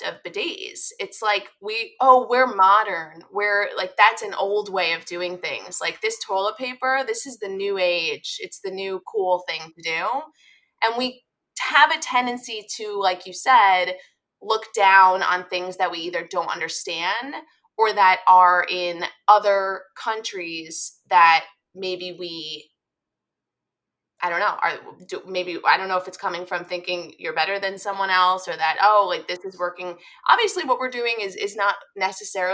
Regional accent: United States; I'm an American

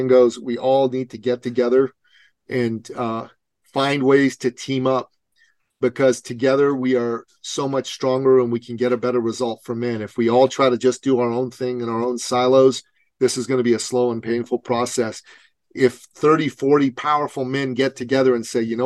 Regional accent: Iran; moved away; I'm a Christian from Iran myself. We escaped the Islamic Revolution to come to the West.

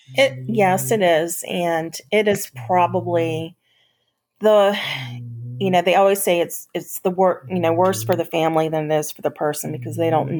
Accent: Gettysburg, Pennsylvania, United States; moved away as an adult; also born or lived in Roanoke, Virginia; I grew up in Gettysburg, Pennsylvania

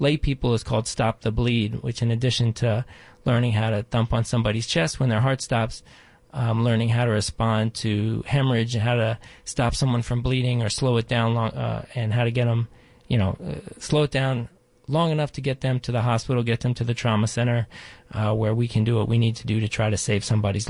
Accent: Baltimore, Maryland, United States; I grew up in Baltimore

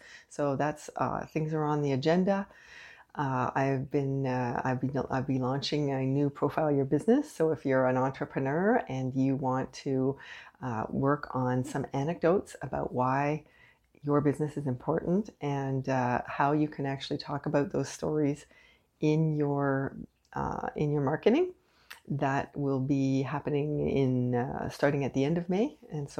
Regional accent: Canada; I am unapologetically Canadian.

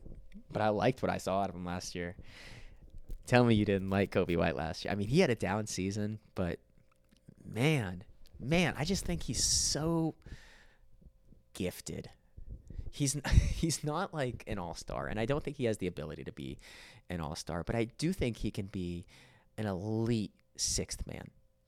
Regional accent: West Virginia, United States; …, I'm from West Virginia. I have love for.

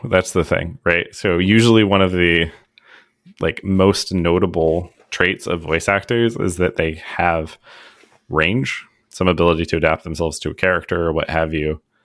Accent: United States; as an American

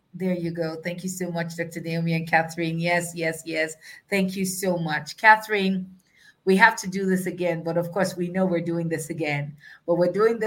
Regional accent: Nigeria; I am a Nigerian

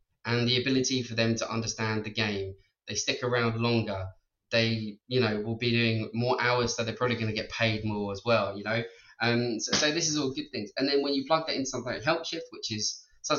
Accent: Ireland; being Irish and being able to speak English

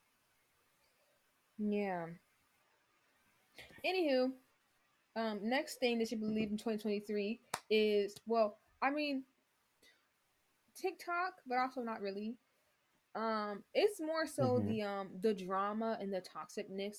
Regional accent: Chicago, Illinois, United States; I do know where I come from. I'm from Chicago. That's where I'm from

